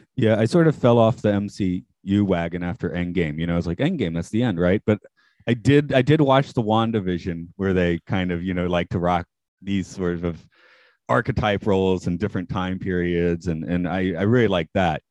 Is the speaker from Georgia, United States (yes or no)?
yes; Atlanta, Georgia, United States; I'm from Atlanta